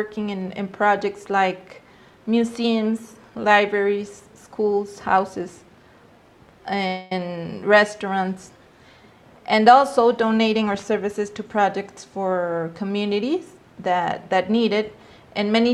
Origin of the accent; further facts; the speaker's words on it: Mexico City, Mexico; I grew up in Mexico City 37 years ago